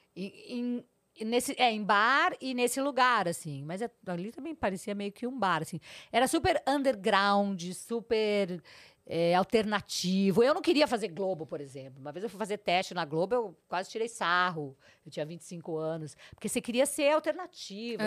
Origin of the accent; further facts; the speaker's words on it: Porto Alegre, Rio Grande do Sul, Brazil; moved away as an adult; also born or lived in São Borja; now in São Paulo, Brazil; Nasci em 61, com três meses de idade, viemos de Jeep para Porto Alegre